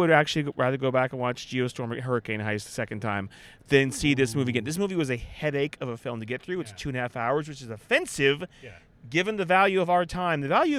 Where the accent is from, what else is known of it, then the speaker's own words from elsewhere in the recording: California, United States; moved away; I grew up there everywhere.